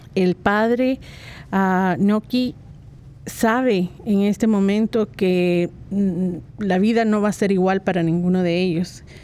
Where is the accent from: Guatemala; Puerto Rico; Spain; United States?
Guatemala; Guatemala, de donde soy yo